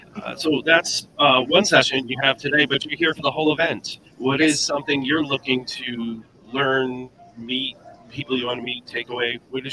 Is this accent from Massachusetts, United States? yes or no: yes; Boston area, Massachusetts, United States; I am from the Boston area, right near Foxborough.